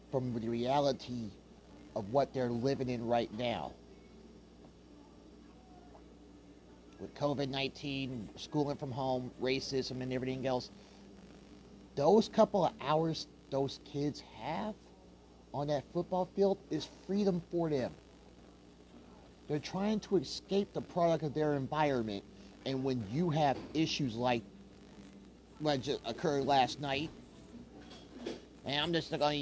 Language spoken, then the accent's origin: English; Kansas City, Kansas, United States; also born or lived in Wichita, Kansas; Kansas City is my hometown